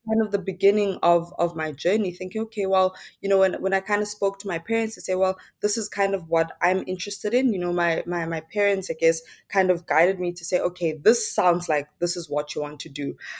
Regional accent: Johannesburg, Gauteng, South Africa; I'm from, born and bred in Soweto, Johannesburg

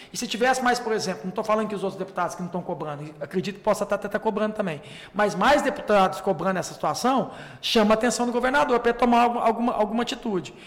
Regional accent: Divinópolis, Minas Gerais, Brazil; na minha cidade de Vinópolis

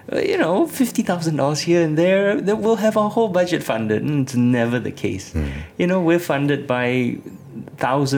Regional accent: Singapore; I'm Singaporean

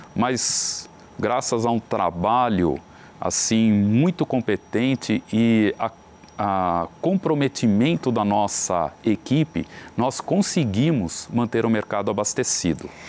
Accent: Brazil; como brasileiros

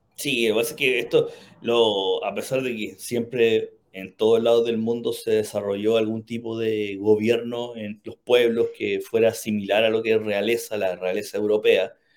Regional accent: Chile; nosotros que somos chilenos

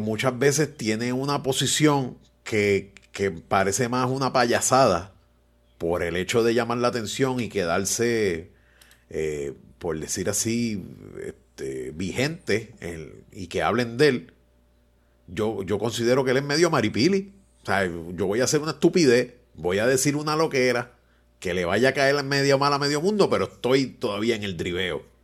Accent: Puerto Rico; como todo boricua inteligente

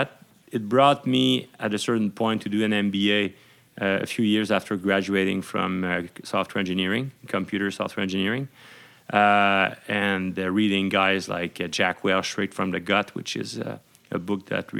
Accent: Montreal, Quebec, Canada; also born or lived in Laval; I was born in Montreal

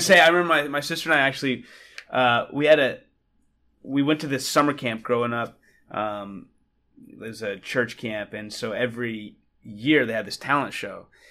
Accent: just outside of Charlotte, North Carolina, United States; I am Southern kid from North Carolina. Um, was raised there just outside of Charlotte.

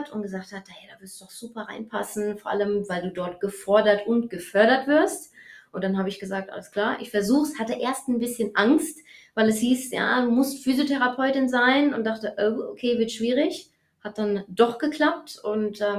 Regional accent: Eppstein, Hesse, Germany; Also ich bin 33 Jahre alt. Ich komme aus Eppstein

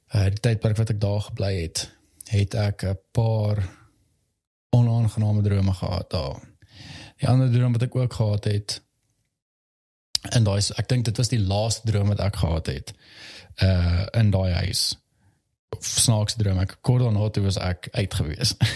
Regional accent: Valhalla, Gauteng, South Africa; ek het in Valhalla basically groot geword.

